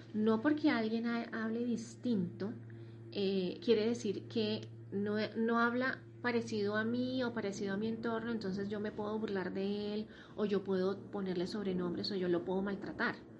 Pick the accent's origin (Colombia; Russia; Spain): Colombia; vivimos en el mismo país, somos colombianos, hablamos la misma lengua